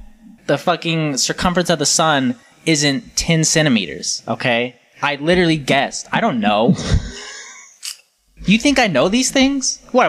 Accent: Colorado, United States; born there; I didn't even know that Colorado existed. I was born there.

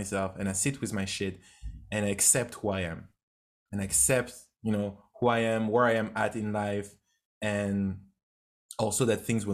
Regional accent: France; English is a second language; moved away as an adult; also born or lived in United States / Canada; I grew up in France. It was, I was not really not doing great at school

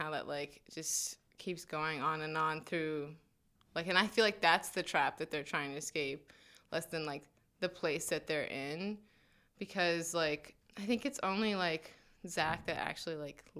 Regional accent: New Jersey, United States; I'm from New Jersey, like a suburb of New York City.

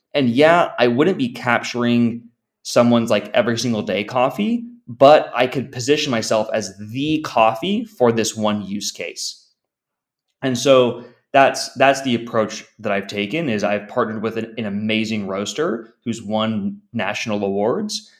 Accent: San Diego, California, United States; I'm originally from from San Diego, still living in in in San Diego

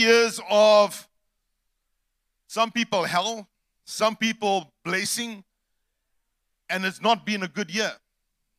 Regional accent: East London, Eastern Cape, South Africa; We're from the Eastern Cape, East London to be specific

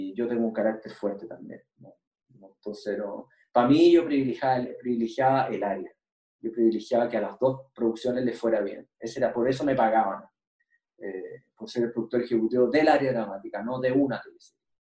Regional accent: Chile

